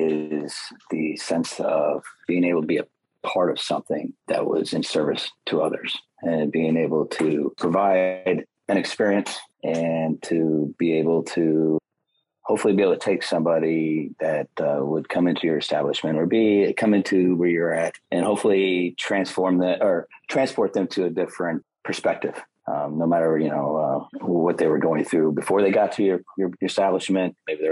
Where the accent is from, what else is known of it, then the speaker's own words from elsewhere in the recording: Illinois, United States; I'm originally from Illinois.